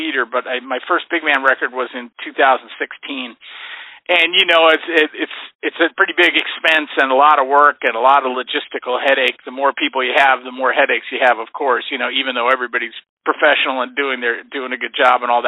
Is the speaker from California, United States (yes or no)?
yes; the Bay Area, California, United States; I grew up in the Bay Area, and my dad was a college jazz band director